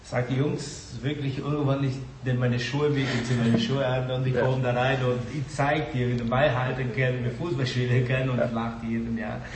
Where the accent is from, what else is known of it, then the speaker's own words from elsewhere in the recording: Brazil; German is a second language; now in Germany; ich bin Brasilianer, ich war auf jeden Fall für Brasilien